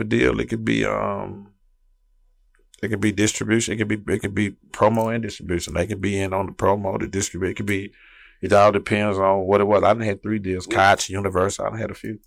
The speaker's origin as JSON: {"language": "English", "town": "Houston", "region": "Texas", "country": "United States", "said": "I'm from South Park. That's where I'm from, South Side"}